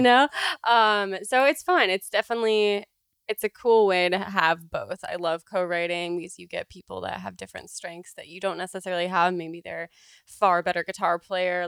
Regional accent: California, United States; also born or lived in Canada; I grew up in California, but in California. I'm half Canadian, and so I spent like three months of my whole life every single year there

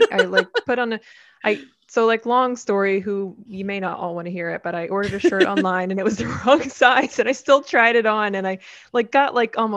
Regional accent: New Jersey, United States; Hi, I'm an LPC from Pennsylvania, transplant from South Jersey.

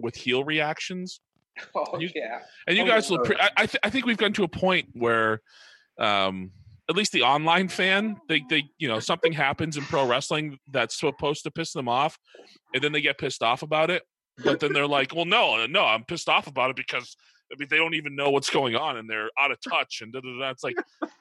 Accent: New Hampshire, United States; I grew up in New Hampshire

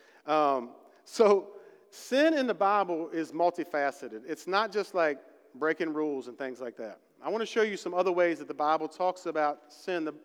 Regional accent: West Virginia, United States; I'm from West Virginia

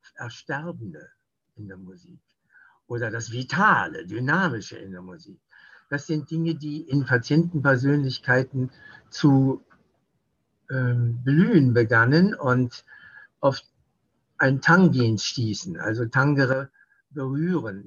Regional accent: West Germany, Germany; bei uns in Westdeutschland

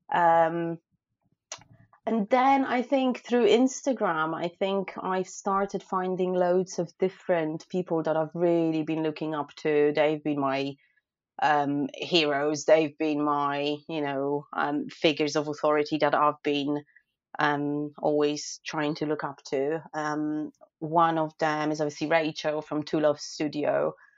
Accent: Poland; moved away as an adult; now in United Kingdom; I'm originally from Poland, um, but I live and work in the UK as a food photographer

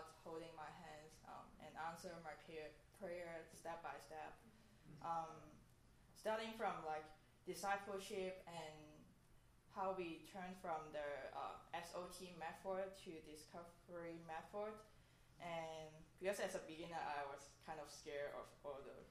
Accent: Hong Kong; moved away; I'm from Hong Kong

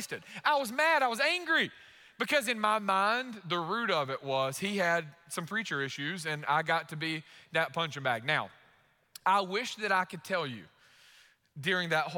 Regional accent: United States; we're American. We're Americans

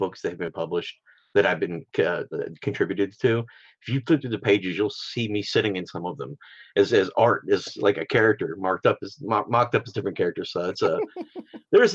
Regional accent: Arizona, United States; I grew up in Arizona, out near some theme park, abandoned ghost mine kind of things.

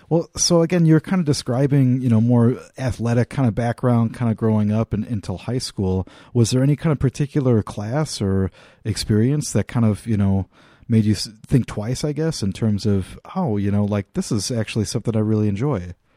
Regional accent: Midwest, United States; also born or lived in Laramie, Wyoming; growing up in the Midwest

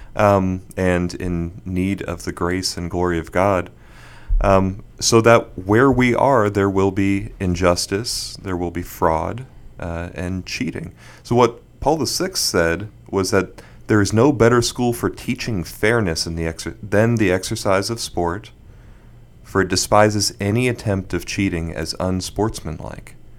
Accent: Bermuda; moved away; also born or lived in Houston; I was born in Houston and moved to Bermuda when I was six

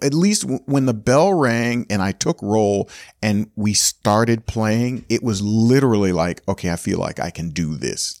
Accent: Gainesville, Florida, United States; moved away as an adult; I grew up in Gainesville, University of Florida was there

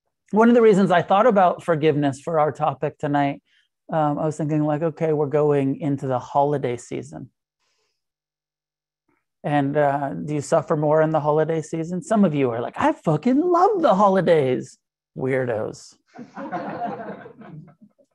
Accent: Santa Cruz, California, United States; moved away; I grew up in Santa Cruz and go back to Santa Cruz around the holidays

